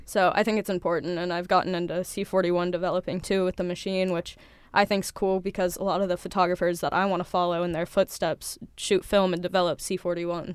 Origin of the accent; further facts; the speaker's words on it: Cincinnati, Ohio, United States; moved away; I'm from Cincinnati, Ohio.